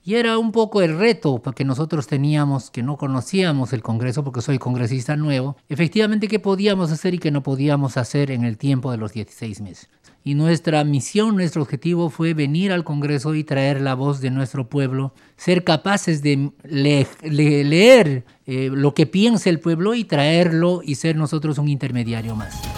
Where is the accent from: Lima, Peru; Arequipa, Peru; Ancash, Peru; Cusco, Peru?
Cusco, Peru; yo como cusqueño